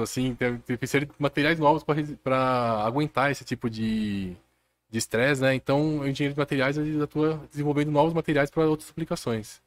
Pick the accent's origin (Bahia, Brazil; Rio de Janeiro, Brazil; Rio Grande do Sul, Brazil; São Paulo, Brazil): São Paulo, Brazil; Jundiaí; Eu sou daqui de Jundiaí mesmo